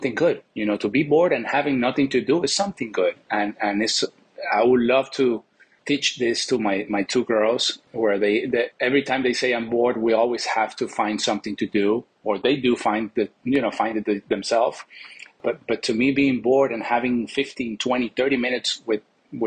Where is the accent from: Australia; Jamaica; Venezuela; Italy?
Venezuela; moved away; growing up in Venezuela was amazing.